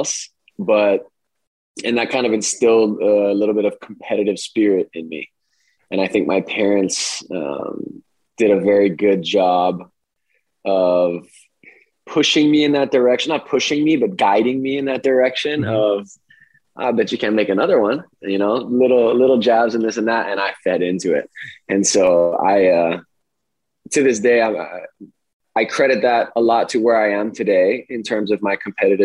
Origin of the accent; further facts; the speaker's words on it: Kailua, Hawaii, United States; moved away as an adult; I grew up in Kailua